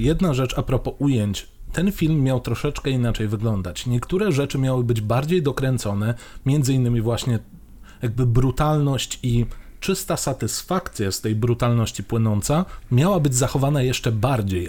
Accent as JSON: {"language": "Polish", "town": "Mielec", "region": "Subcarpathian Voivodeship", "country": "Poland", "moved": "yes", "said": "u siebie w Mielcu"}